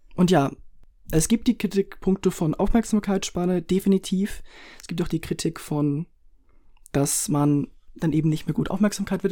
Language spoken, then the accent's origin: German; Switzerland; Wir sind Schweizer